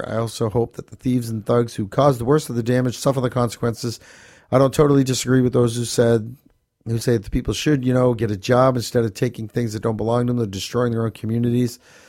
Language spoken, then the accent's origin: English; Manchester, North West England, United Kingdom; The events in my hometown of Manchester in particular made me upset and furious.